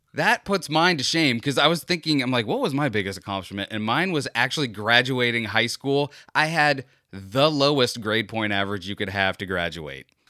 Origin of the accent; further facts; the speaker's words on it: Florida, United States; a true Floridian like me